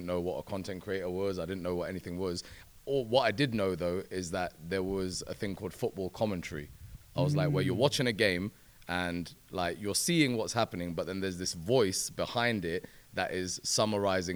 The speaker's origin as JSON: {"language": "English", "region": "London", "country": "United Kingdom", "tie": "born or raised there", "said": "I'm a presenter born and raised in West London"}